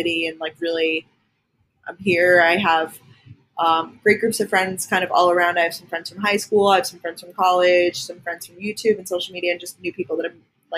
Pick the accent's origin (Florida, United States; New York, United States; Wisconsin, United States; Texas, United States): New York, United States; Long Island; moved away as an adult; also born or lived in Athens, Georgia / Boston; I'm originally from Long Island, New York